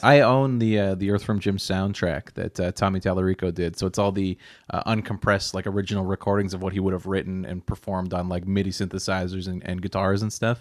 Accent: Nova Scotia, Canada; growing up in Nova Scotia

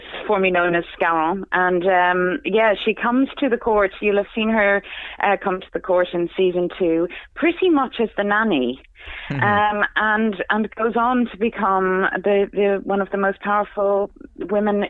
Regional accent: Ireland; I'm Irish

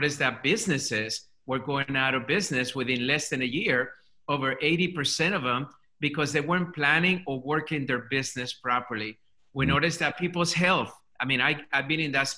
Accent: Colombia; English is a second language; now in United States; English is my second language. I'm an immigrant to this country. Come from Colombia, South America.

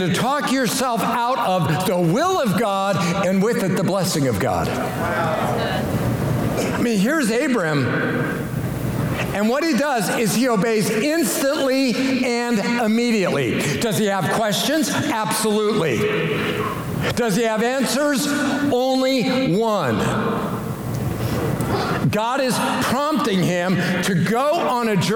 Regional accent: Colorado, United States; moved away as an adult; also born or lived in Springfield, Missouri / Western Kansas / Kansas City; I was from Colorado

